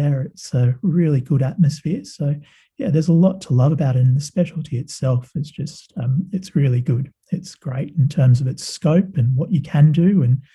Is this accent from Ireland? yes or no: no; Sydney, New South Wales, Australia; also born or lived in West Indies / Adelaide; I grew up in Sydney